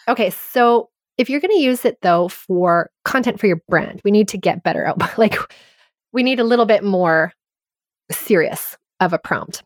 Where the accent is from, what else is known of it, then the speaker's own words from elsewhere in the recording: Canada; I grew up in French immersion. I'm Canadian and I learned French grammar